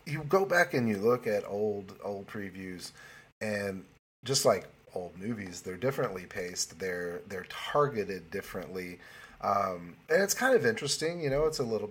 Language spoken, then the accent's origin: English; Morrilton, Arkansas, United States; moved away; also born or lived in Plumerville, Arkansas; My birth town, my home, my birthplace, Morrilton itself is small